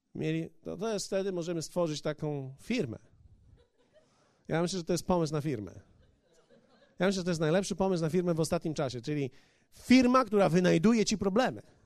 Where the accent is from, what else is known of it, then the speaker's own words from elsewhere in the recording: Poland; Kulawy bom z Polski